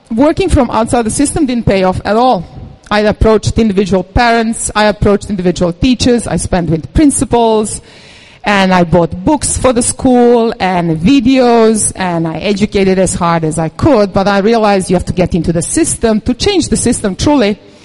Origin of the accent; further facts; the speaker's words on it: Serbia; moved away; I come from Serbia